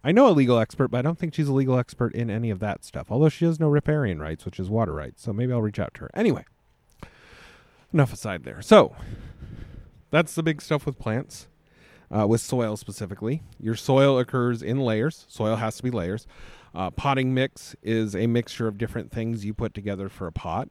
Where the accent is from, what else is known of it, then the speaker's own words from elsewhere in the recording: United States; But I'm an American